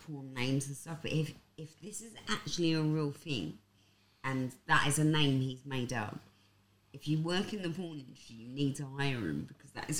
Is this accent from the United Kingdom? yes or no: yes; London, United Kingdom; I'm from Hackney.